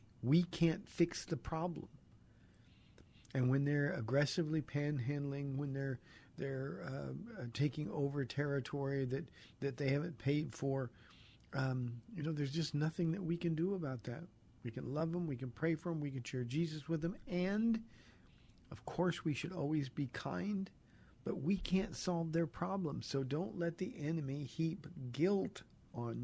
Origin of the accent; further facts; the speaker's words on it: Southern California, United States; I grew up in Southern California, and we go to Venice Beach regularly